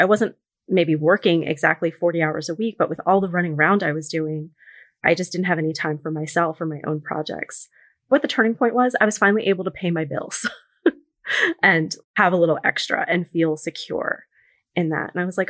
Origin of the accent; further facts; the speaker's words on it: New York City, New York, United States; I grew up in New York City, but I'm very close with some of my cousins in California.